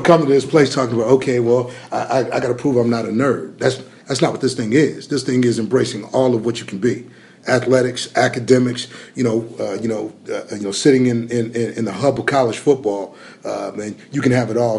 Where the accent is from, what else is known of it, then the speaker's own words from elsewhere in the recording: Arizona, United States; moved away; growing up in Arizona